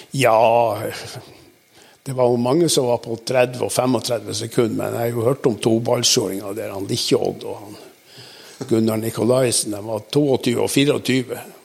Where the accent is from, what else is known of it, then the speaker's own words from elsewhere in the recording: Balsfjord, Troms, Norway; det er sånn i Balsfjorden, indre Balsfjord, der jeg kommer ifra